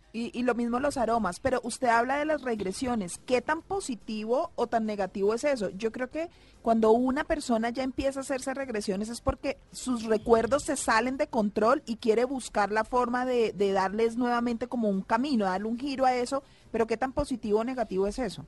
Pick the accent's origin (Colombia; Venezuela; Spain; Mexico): Colombia; Costeña, Caribbean coast; yo soy una costeña rara.